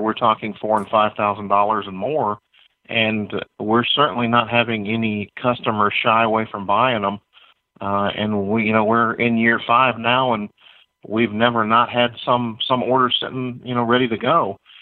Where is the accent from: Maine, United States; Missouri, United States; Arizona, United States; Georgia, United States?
Georgia, United States; my home state of Georgia